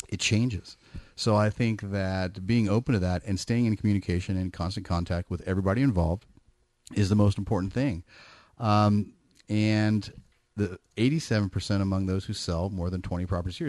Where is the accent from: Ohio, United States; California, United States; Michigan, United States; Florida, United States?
California, United States; Bay Area; I'm from the Bay Area. I grew up in the Bay Area